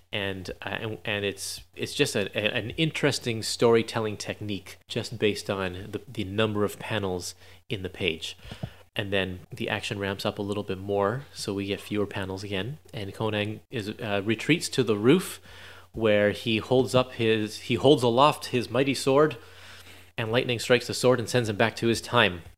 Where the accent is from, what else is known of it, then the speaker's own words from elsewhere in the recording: Canada; I'm Canadian